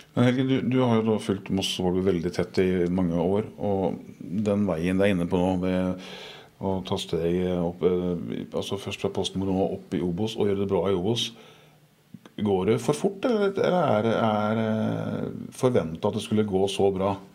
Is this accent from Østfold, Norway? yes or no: yes; Moss, Østfold, Norway; jeg er mossing fra gammelt av